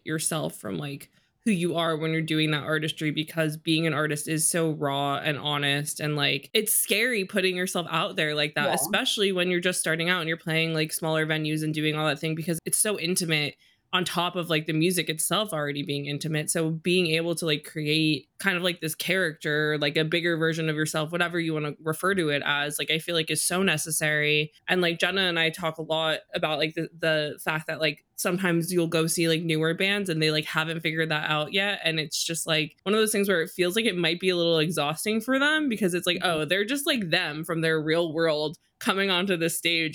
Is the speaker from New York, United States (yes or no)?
yes; New York City, New York, United States; growing up in New York, everybody that I knew was Jewish